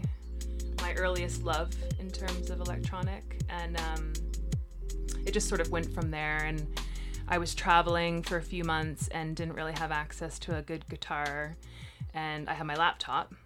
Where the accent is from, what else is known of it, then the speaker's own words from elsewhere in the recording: Ontario, Canada; moved away as an adult; also born or lived in Brighton, England; now in London, United Kingdom; I'm from Canada, okay. Ontario, Canada.